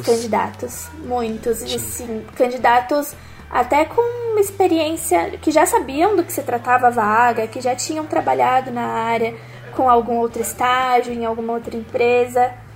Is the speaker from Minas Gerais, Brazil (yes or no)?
no; São Paulo, Brazil; eu sou de São Paulo